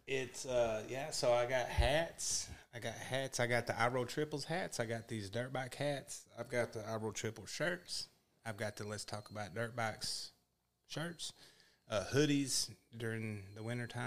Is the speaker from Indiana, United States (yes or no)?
no; Texas, United States; I'm from Texas